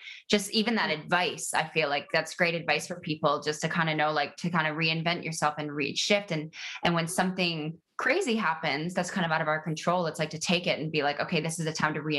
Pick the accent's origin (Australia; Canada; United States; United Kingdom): Canada; accent: Canadian; my Canadian accent